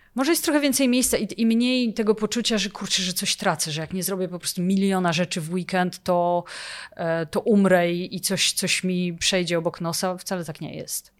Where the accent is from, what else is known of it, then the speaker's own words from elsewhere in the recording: Poland; moved away as an adult; now in Oslo, Norway; jestem Polką